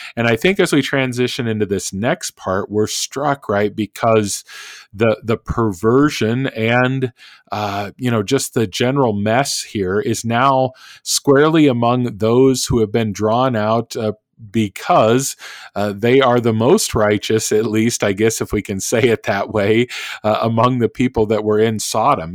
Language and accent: English; Oklahoma, United States; also born or lived in Minnesota; now in Kansas, United States; being in Kansas and growing up in Oklahoma